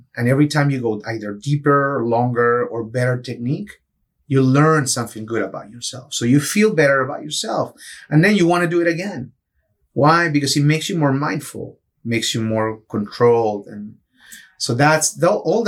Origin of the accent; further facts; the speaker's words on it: Peru; also born or lived in Michigan; now in Tampa Bay, United States; I grew up in Peru, so I grew up surfing in the coast.